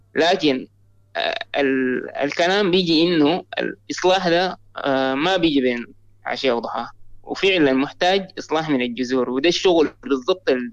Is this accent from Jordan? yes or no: no; Sudan; انا من السودان